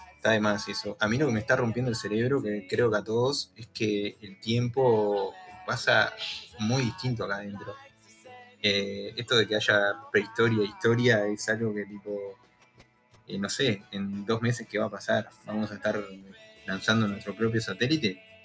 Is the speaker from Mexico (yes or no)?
no; Pando, Canelones, Uruguay; donde yo vivo, que soy de Pando